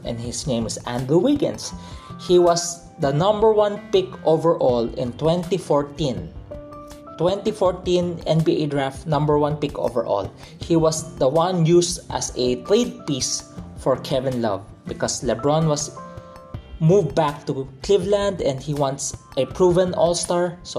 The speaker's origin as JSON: {"language": "English", "country": "Philippines", "said": "I'm a Filipino, I'm from the Philippines"}